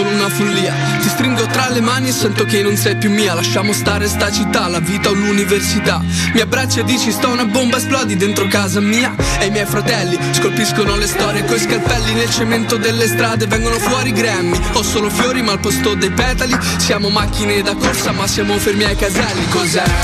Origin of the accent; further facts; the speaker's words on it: Tarquinia, Lazio, Italy; Io sono di Tarquinia, vicinissimo a Roma.